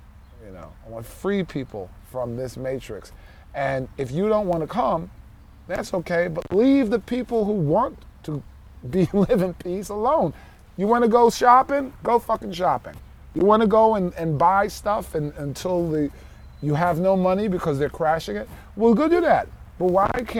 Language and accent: English; New York City, New York, United States; I am from New York City